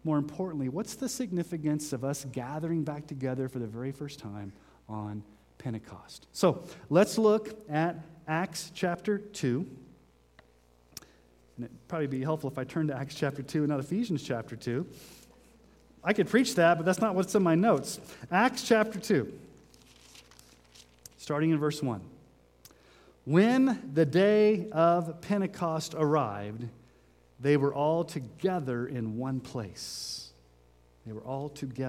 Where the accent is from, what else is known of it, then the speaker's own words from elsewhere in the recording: Texas, United States; now in Sterling, United States; When I was growing up in Texas